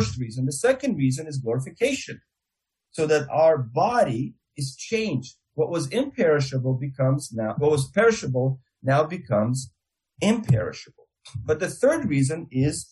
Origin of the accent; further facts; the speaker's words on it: Russia; accent: Russian; my Russian accent